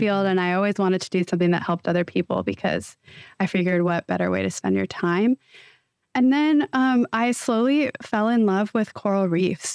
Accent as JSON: {"language": "English", "area": "Bay Area", "region": "Northern California", "country": "United States", "tie": "born or raised there", "said": "I was born and raised in Northern California in the Bay Area"}